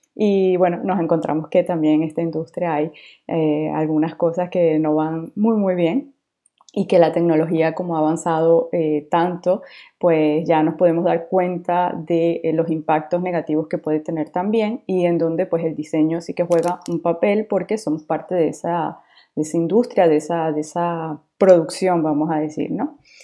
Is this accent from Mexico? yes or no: no; Venezuela; now in France; yo soy de Venezuela, pero efectivamente vivo actualmente en Francia